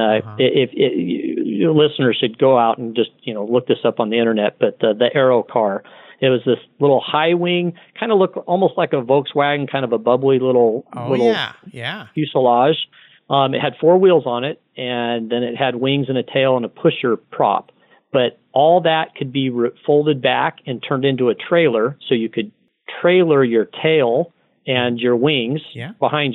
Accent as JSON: {"language": "English", "town": "Glendora", "region": "California", "country": "United States", "tie": "born or raised there", "said": "I grew up in Glendora, California"}